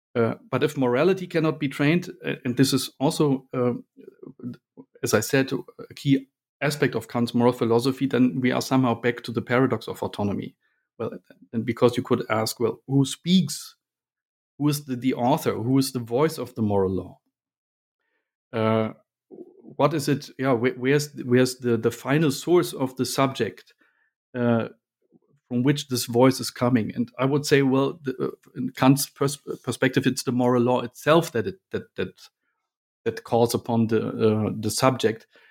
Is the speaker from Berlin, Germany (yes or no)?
yes; Berlin, Germany; moved away as an adult; now in Munich, Germany; I grew up in Berlin